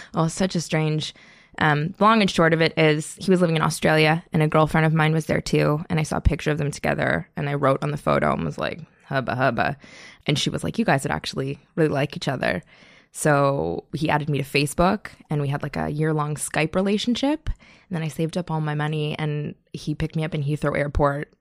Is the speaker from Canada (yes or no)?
yes; Toronto, Ontario, Canada; moved away; also born or lived in Montreal; I am from North York, and then I went to school in Montreal